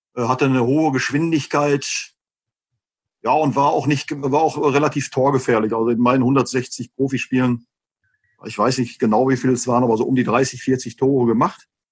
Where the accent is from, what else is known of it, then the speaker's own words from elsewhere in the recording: Westerkappeln, North Rhine-Westphalia, Germany; now in Gelsenkirchen, Germany; bin zwar gebürtiger Gelsenkirchener, habe aber äh, bin aber erst einem Verein beigetreten im Alter von neun Jahren, Westfalia Westerkappel, Nähe Osnabrück